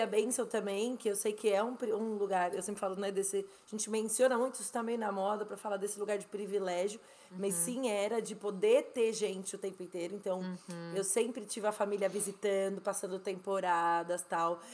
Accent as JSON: {"language": "Portuguese", "country": "Brazil", "also_born_or_lived": "Spain", "moved": "as an adult", "lives_now": "United States", "said": "eu saí do Brasil em 2007, então eu tô há 14 anos fora do Brasil há nove anos quase nos Estados Unidos, mas eu morei quase seis na Espanha"}